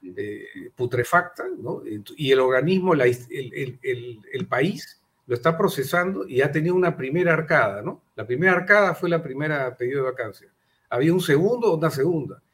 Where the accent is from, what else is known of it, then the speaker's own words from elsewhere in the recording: Peru; como empresarios eh, y como peruanos sobre todo, principalmente como peruanos